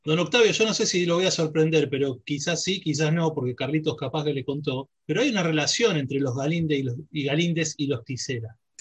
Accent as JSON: {"language": "Spanish", "country": "Argentina", "said": "como argentino"}